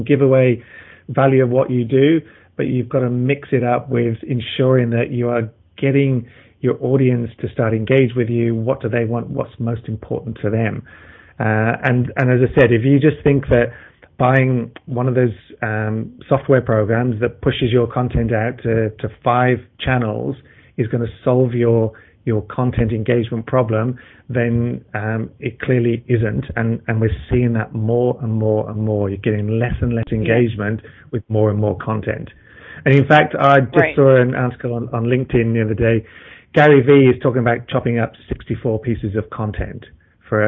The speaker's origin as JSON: {"language": "English", "town": "Melbourne", "region": "Victoria", "country": "Australia", "tie": "born or raised there", "said": "my hometown of Melbourne, Australia here"}